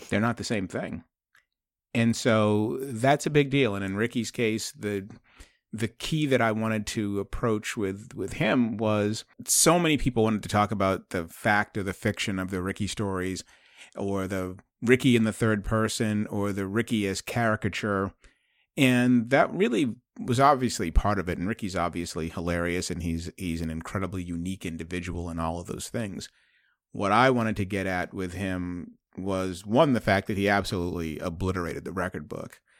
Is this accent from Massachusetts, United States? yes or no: yes; Boston, Massachusetts, United States; I'm from Boston